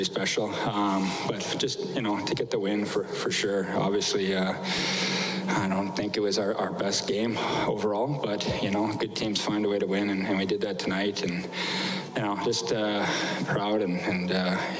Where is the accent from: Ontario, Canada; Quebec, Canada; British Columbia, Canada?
Ontario, Canada; Fort Frances; moved away; I grew up in Fort Frances, Ontario